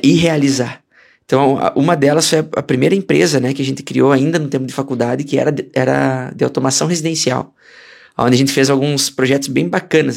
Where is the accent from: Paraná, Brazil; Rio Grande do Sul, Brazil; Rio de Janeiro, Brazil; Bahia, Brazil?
Rio Grande do Sul, Brazil; moved away as an adult; also born or lived in Minas Gerais; eu sou gaúcho de, de nascimento, né? E tradição